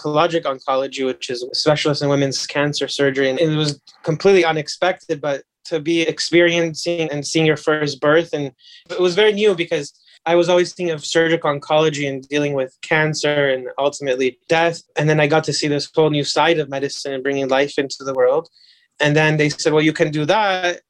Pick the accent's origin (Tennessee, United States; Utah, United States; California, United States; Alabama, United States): California, United States; Los Angeles; I was born and raised and grew up in Los Angeles and I haven't really ever left.